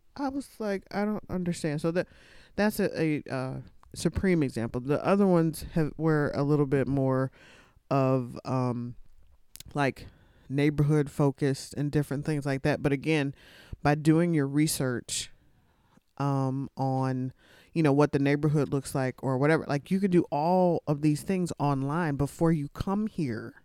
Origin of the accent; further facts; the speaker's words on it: Texas, United States; when I was a kid, growing up in Texas.